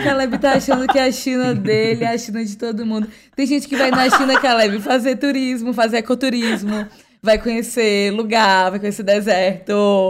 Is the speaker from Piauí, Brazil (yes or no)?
yes; Piauí, Brazil; foi minha infância no Piauí